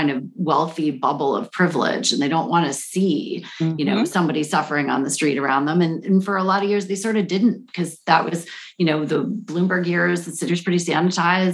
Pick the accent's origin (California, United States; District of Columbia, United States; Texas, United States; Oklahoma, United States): District of Columbia, United States; Washington; I grew up in Washington, D.C., which was the murder capital of the world in my childhood.